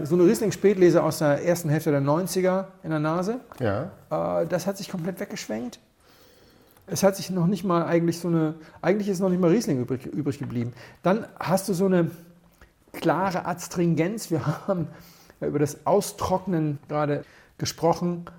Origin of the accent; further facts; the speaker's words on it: Rías Baixas, Galicia, Spain; moved away; das ist ja eigentlich meine Heimat.